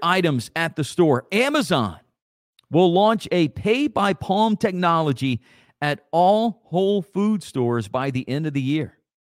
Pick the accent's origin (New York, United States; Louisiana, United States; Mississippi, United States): Louisiana, United States; Acadia Parish; growing up in Acadia Parish, those old brown Acadia Parish